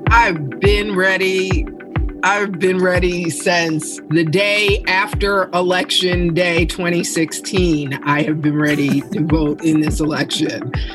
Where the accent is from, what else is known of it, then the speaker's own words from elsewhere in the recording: New York City, New York, United States; I am born and raised native New Yorker